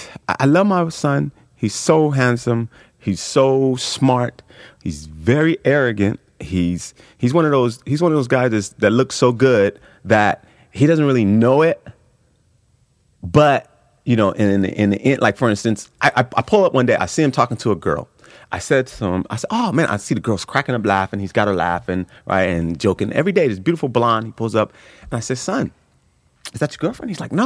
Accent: Los Angeles, California, United States; I grew up in South Central. Oh, wow. South Central Los Angeles, yeah.

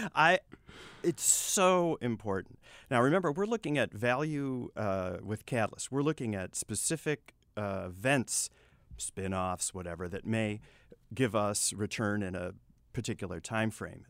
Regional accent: Texas, United States; I'm Texan.

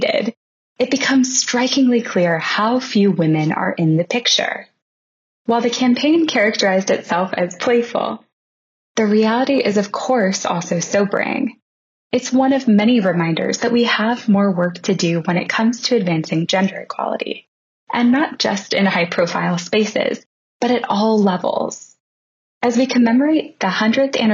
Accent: Montgomery, Alabama, United States; I grew up in Montgomery, Alabama

